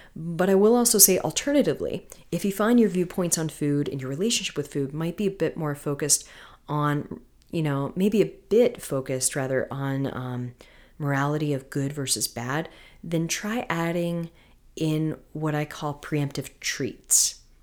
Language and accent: English; Florida, United States; moved away; I'm from Florida originally